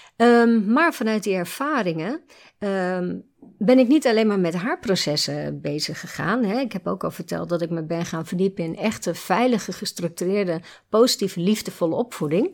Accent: Nieuwerkerk aan den IJssel, South Holland, Netherlands; moved away as an adult; also born or lived in Gouda / Breda; Ik ben mhm. geboren in Gouda, opgegroeid in Nieuwkerk en IJssel

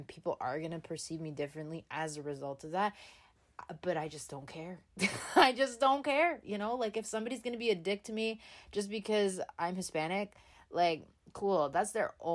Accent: Canada; I was born in Canada

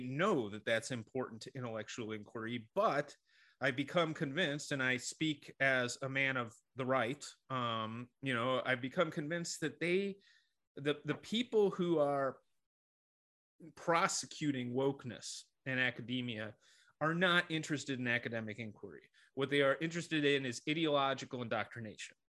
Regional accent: Rochester, New York, United States; I grew up in Rochester, New York

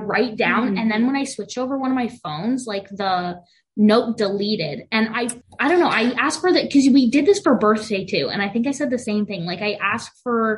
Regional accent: United States; we are very white, very American for many generations

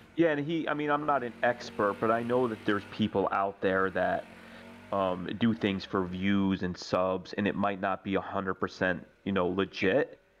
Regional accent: New York, United States; moved away as an adult; I grew up in New York

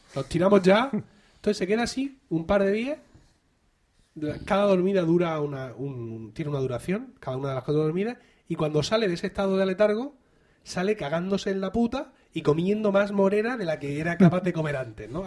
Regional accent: Region of Murcia, Spain

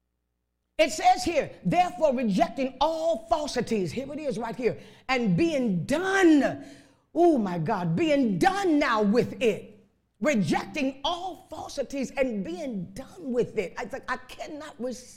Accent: Chicago, Illinois, United States; I was raised up in Chicago on the west side

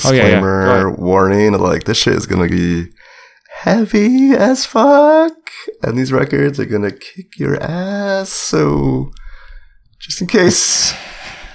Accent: Rochester, New York, United States; This was recorded in my hometown

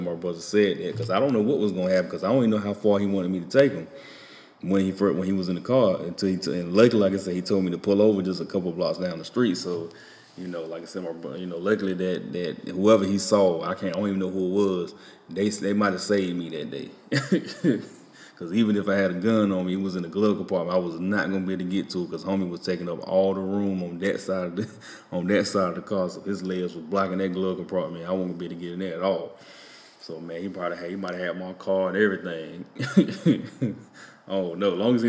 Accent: Enfield, United States; I said, man, I don't know nothing about these people. I'm from Enfield. Y'all got to forgive me.

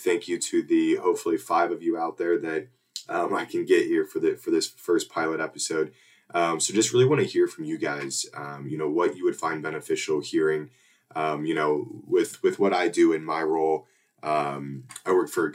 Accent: Warsaw, Indiana, United States; Growing up in Warsaw, Indiana, like I mentioned, orthopedic capital

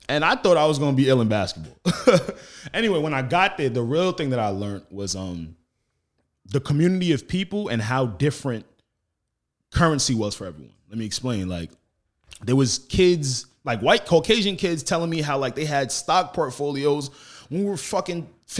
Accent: Roosevelt, New York, United States; I'm from Roosevelt. Yeah. So it's like a 2.5-3 mile radius.

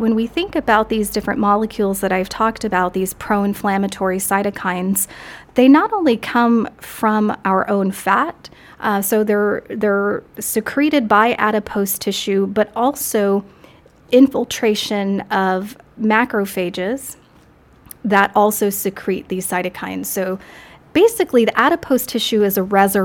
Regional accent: Corpus Christi, Texas, United States; also born or lived in Austin, Texas; I'm from Corpus Christi, Texas. I was born and raised there until my family moved to Austin, Texas

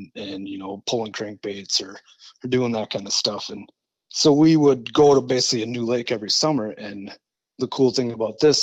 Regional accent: Forest Lake, Minnesota, United States; also born or lived in Lindstrom, Minnesota; I'm from Lindstrom, Minnesota. Grew up in Forest Lake, Minnesota

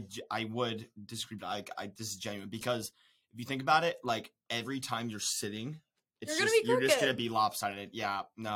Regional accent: Charlotte, North Carolina, United States; I'm from Charlotte, North Carolina. I'm not a farm boy. I'm from the city.

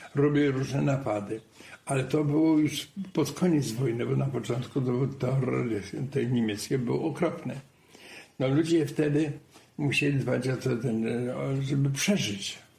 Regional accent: Bączal Dolny, Subcarpathian Voivodeship, Poland; also born or lived in Przemyśl; myśmy wojnę spędzili tam w Bączalu

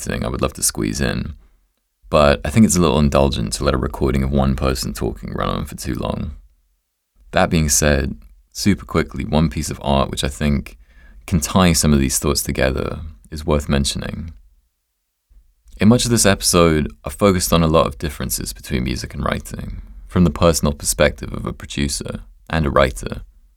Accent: England, United Kingdom; being English

